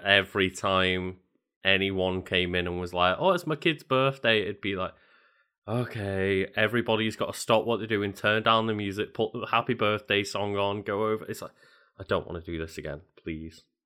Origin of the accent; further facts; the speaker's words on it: Liverpool, North West England, United Kingdom; I grew up in Liverpool where there's two very big football teams.